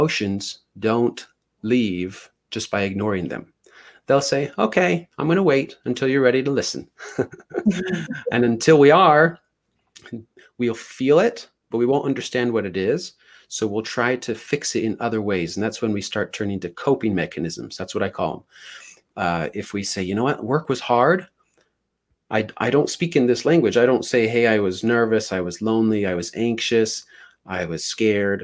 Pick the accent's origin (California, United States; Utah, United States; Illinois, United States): Utah, United States; Ogden; I'm from Utah, but by Ogden, it's about 30 minutes north of Salt Lake